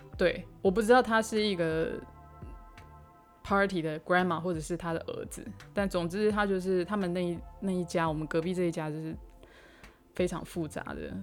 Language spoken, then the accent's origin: Chinese; Taiwan; accent: Taiwanese accent; moved away as an adult; now in New York, United States; 我在九年前从台湾来纽约读研究所